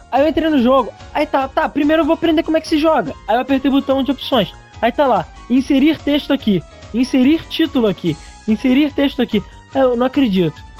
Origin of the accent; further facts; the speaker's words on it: Rio de Janeiro, Brazil; Eu, eu sou do Rio, eu ligava para São Paulo.